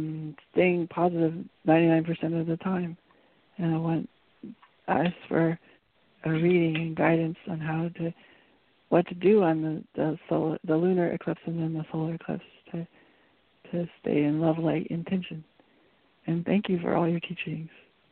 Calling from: Vermont, United States; from Vermont.

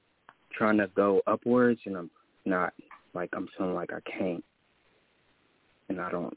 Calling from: Jackson, Tennessee, United States; I'm calling from Tennessee.

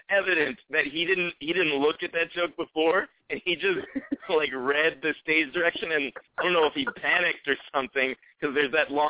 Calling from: New York City, New York, United States; I'm calling from Brooklyn, New York.

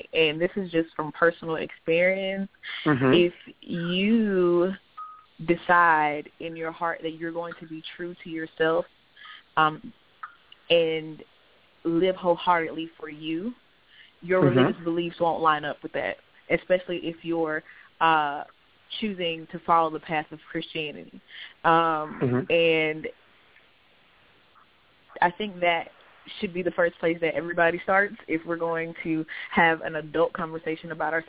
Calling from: Florida, United States

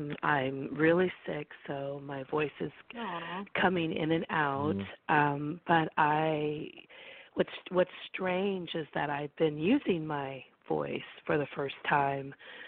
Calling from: California, United States; I'm calling from California, and the area code is 831, and I'm in the Monterey Bay area next to, like, Carmel, Monterey

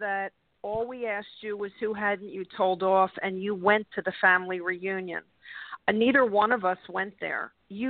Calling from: California, United States; This is … from California.

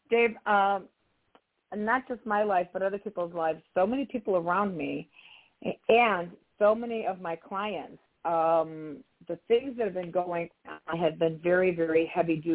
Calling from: Philadelphia, Pennsylvania, United States; Hi, this is … calling. I'm calling from Philadelphia, PA.

